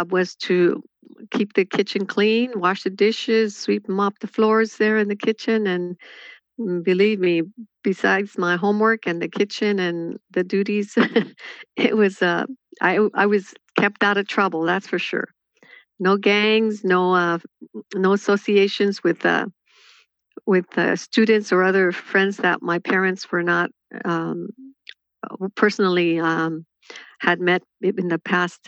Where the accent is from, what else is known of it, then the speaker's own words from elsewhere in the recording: Jalisco, Mexico; now in United States; I was born in Jalisco.